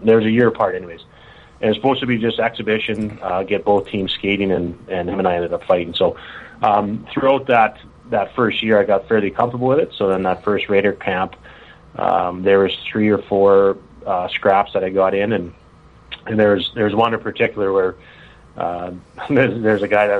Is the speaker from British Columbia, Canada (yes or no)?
no; Rouleau, Saskatchewan, Canada; moved away as an adult; now in Saskatoon, Canada; So I'm originally from Rolo, Saskatchewan. It's a town of about 500 people, just 30 minutes south of Regina. Played there my entire life, actually.